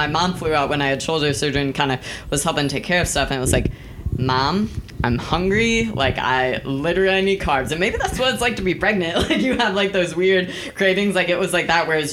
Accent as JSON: {"language": "English", "region": "Texas", "country": "United States", "said": "I'm from Texas"}